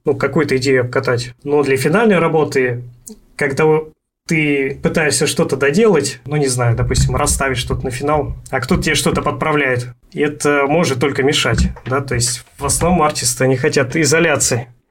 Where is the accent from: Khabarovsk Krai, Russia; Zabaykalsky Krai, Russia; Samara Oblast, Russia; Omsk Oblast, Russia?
Omsk Oblast, Russia; Omsk; also born or lived in Sakhalin; now in Voronezh, Russia; вот в Омске у нас